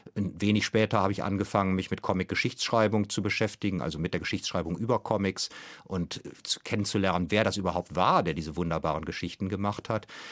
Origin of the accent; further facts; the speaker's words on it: Germany; konkret als Deutscher